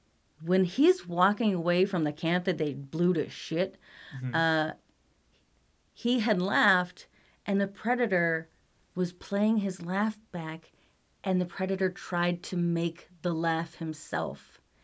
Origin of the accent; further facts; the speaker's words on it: Midwest, United States; accent: Midwestern; my Midwestern accent.